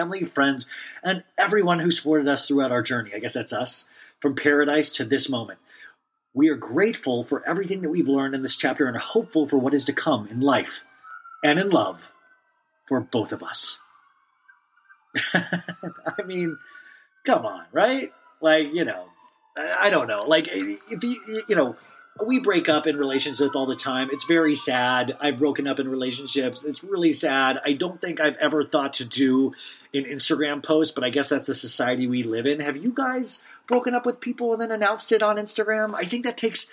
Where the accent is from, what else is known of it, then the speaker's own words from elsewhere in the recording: Olathe, Kansas, United States; I grew up in Olathe, Kansas, a small town in Kansas